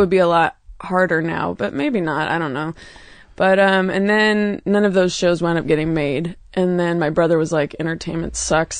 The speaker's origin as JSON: {"language": "English", "town": "Oakland", "region": "California", "country": "United States", "tie": "born or raised there", "also_born_or_lived": "New York", "moved": "yes", "lives_now": "Los Angeles, United States", "said": "I grew up in Oakland, California"}